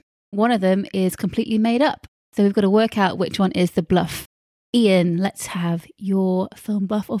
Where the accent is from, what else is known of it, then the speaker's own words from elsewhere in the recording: Lincolnshire, East Midlands, United Kingdom; I was raised in Lincolnshire.